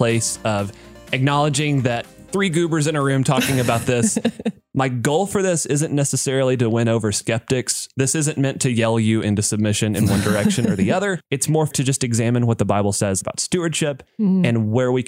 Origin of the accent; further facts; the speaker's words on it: the South, United States; My Christian family growing up in the South, we were farmers